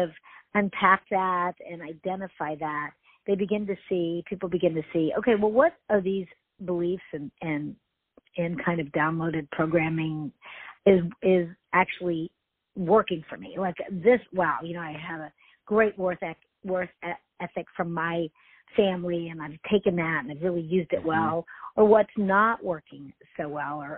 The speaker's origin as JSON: {"language": "English", "town": "Houston", "region": "Texas", "country": "United States", "tie": "born or raised there", "said": "I grew up in Houston"}